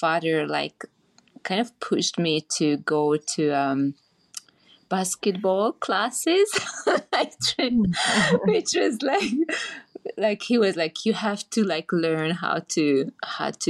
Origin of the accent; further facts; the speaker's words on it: Budapest, Hungary; also born or lived in Transylvania, Romania; now in Bali, Indonesia; I was born actually in Transylvania and grew up in Hungary, in Budapest.